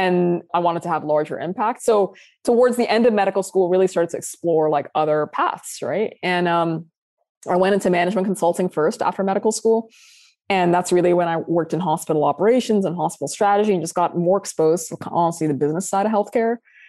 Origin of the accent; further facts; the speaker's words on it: Saudi Arabia; moved away as an adult; also born or lived in Sudan / UAE / United Kingdom; now in United States; So as you mentioned, I'm originally from Sudan, both sides of my family, and I was born and raised in Saudi Arabia. I've lived in several countries, including the UAE and the UK. I moved to the US when I was 24 years old.